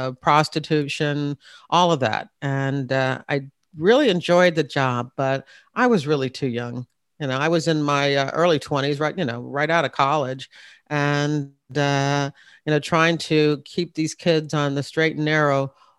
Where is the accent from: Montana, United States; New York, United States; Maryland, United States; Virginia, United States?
Virginia, United States; Hampton; I was in Newport News, Virginia. I'm from the Hampton area. I'm really an Air Force brat, but my father retired after 21 years at Langley Air Force Base, and we were in Hampton.